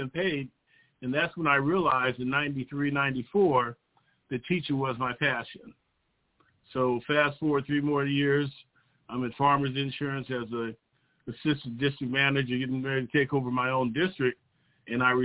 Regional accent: South Bay, Southern California, United States; I'm a local product to Southern California. I grew up in the South Bay region

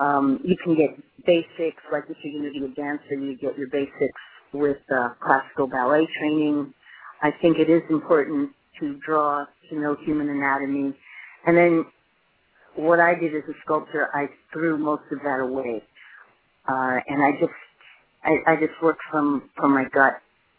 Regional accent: New York City, New York, United States; moved away; I was born in New York City. I spent a lot of my life traveling back and forth to the city. A lot of my family lives there.

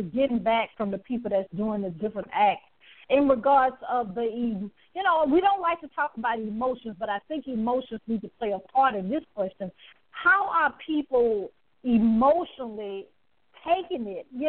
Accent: the South, United States; I'm from the South

